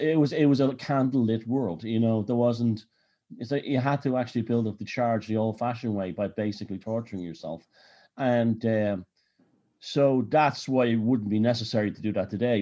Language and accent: English; Dublin, Leinster, Ireland; I grew up in Dublin